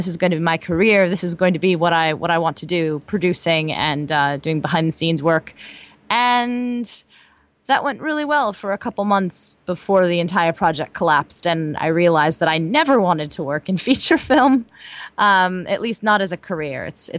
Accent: California, United States; I'm from the West Coast, actually, from Southern California.

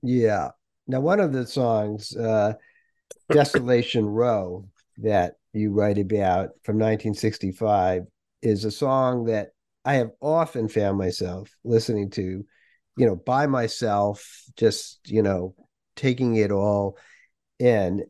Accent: Worcester, Massachusetts, United States; I grew up in New England

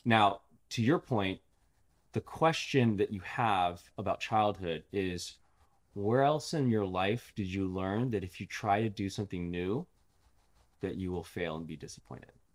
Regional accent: Los Angeles, California, United States; I grew up in L

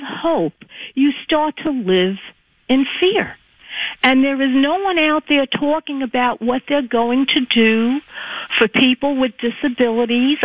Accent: New York City, New York, United States; moved away; I was born and raised in Conditional District 14, land of AOC

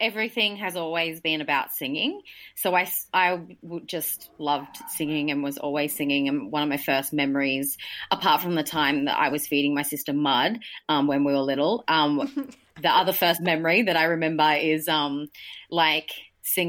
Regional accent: Newcastle, New South Wales, Australia; I grew up in Newcastle

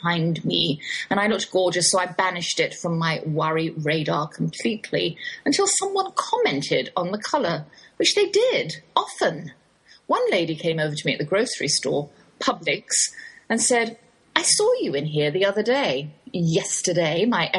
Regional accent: England, United Kingdom; accent: English, Oxford drawl; moved away as an adult; now in Texas, United States; that's my English accent you're hearing. Though I've lived in the Lone Star State half my life, I can't shake the Oxford drawl

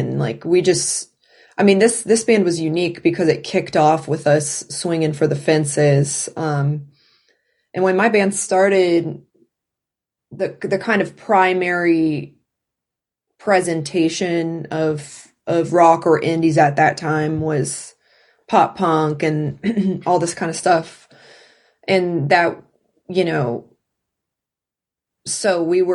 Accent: South Georgia, United States; also born or lived in Atlanta; I did most of my growing up in South Georgia. And so then by the time I was a little older, we moved to Atlanta. I was born in Atlanta.

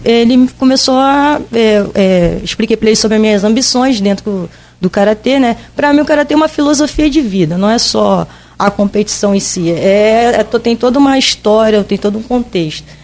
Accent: Rio de Janeiro, Brazil; moved away as an adult; also born or lived in São Luís; now in Campos dos Goytacazes, Brazil; eu sou carioca

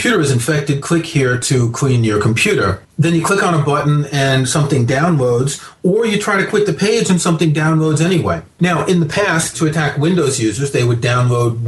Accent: New York, United States; moved away; when I was growing up in New York in the 1970s

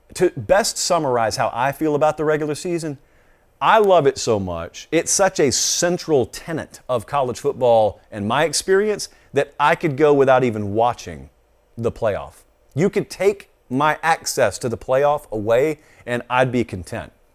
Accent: the South, United States; as a kid growing up in the South

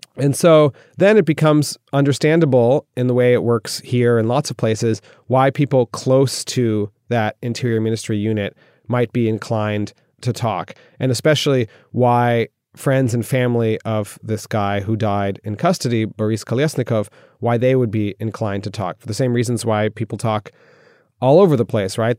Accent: United States; moved away as an adult; now in Moscow, Russia; being an American

